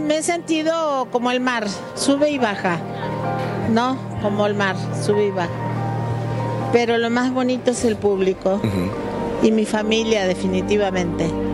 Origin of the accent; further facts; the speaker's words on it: Patagonia, Argentina; moved away as an adult; now in Mexico; Yo soy argentina, pero también soy mexicana. Yo me hice mexicana hace muchos años. Iba a cumplir 48 años con mi esposo y yo fui la culpable de venirnos de la Patagonia a México y quedarnos a vivir en México